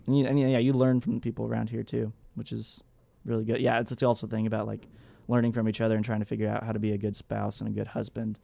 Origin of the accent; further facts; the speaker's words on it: Texas, United States; I'm from Texas, so I wear, like, what's, I guess what everybody else calls cowboy boots